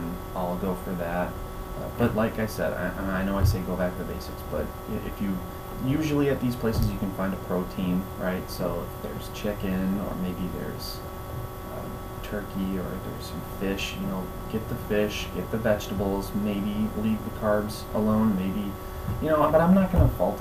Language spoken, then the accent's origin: English; Minneapolis, Minnesota, United States; moved away as an adult; now in Cape Coral, United States; I grew up in South Minneapolis, and I'm down here in Florida now